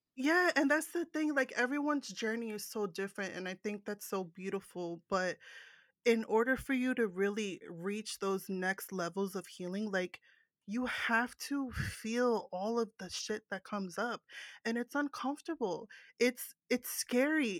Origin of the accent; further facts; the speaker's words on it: New Jersey, United States; I'm from New Jersey, that's the East Coast